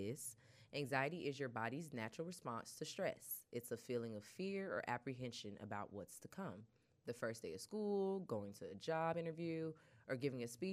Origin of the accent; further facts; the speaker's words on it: Albany, Georgia, United States; I was born in Phoebe Putney Hospital in Albany, Georgia